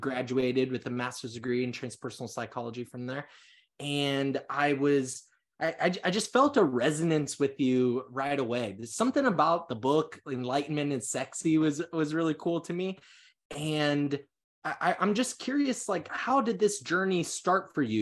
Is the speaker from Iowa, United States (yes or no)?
yes; Council Bluffs, Iowa, United States; moved away; also born or lived in California; I was born and raised in Council West, Iowa